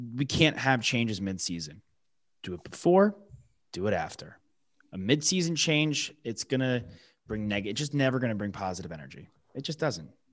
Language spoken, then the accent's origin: English; New York, United States; the local guys for, like, my hometown